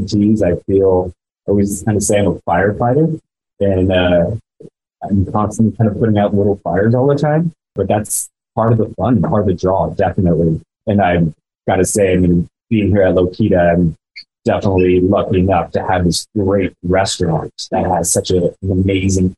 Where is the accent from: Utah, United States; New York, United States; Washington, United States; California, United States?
California, United States; Los Olivos; also born or lived in Santa Barbara; I'm born and raised in the San Andres Valley, just 35 minutes up the way from here, in a very small town of Los Olivos.